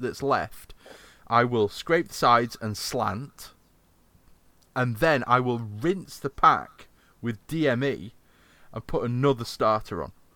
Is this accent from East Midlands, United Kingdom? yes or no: no; Yorkshire and the Humber, United Kingdom; I'm from Yorkshire